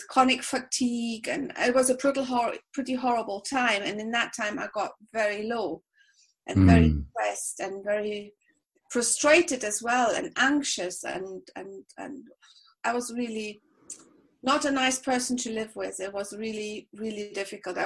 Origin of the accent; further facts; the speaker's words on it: Berlin, Germany; English is a second language; moved away as an adult; now in Spain; I'm German. I'm from Berlin